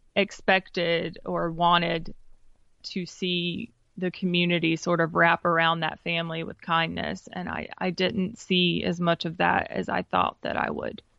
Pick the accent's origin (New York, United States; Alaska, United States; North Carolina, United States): North Carolina, United States; Wendell; I grew up in Wendell, which is about fifteen minutes east of Raleigh.